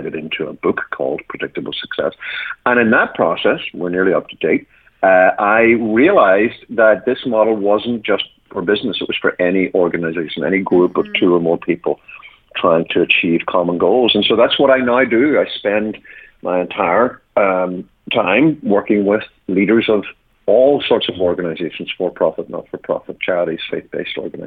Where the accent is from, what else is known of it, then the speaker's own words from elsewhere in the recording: Ireland; moved away as an adult; also born or lived in United Kingdom; now in United States; I'm from originally from Ireland, and although I've been here 20 years and I'm now an American citizen, my accent has decided not to fully